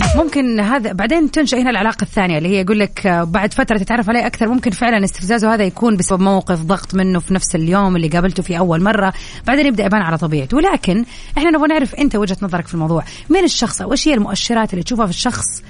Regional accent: Saudi Arabia; عندنا في السعودية

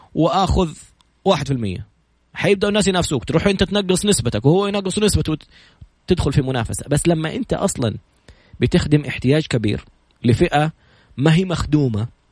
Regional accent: Saudi Arabia; عندنا في السعوديه

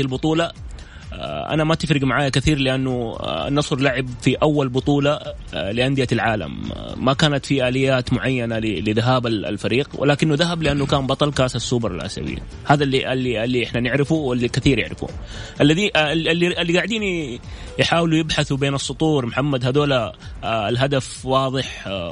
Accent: Saudi Arabia; احنا كسعوديين

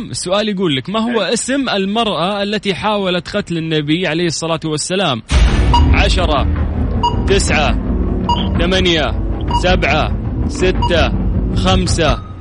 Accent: Jeddah, Makkah Province, Saudi Arabia; من جدة

